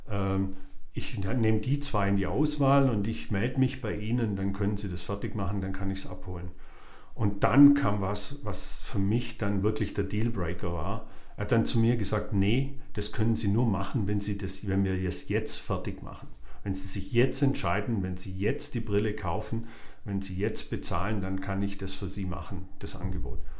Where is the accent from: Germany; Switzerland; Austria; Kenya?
Germany; Swabia; Dachte ich so, ja gut, ich bin Schwabe, ich spare auch ganz gern mal einen Euro.